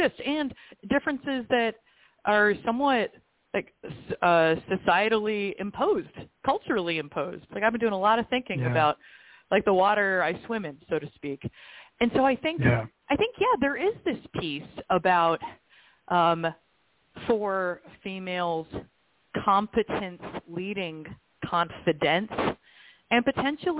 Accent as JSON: {"language": "English", "country": "United States", "also_born_or_lived": "Dubai", "said": "as an American woman"}